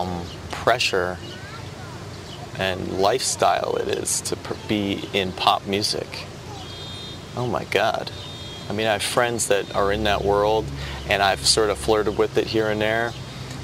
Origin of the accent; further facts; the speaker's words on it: New Jersey, United States; I grew up in New Jersey in the 80s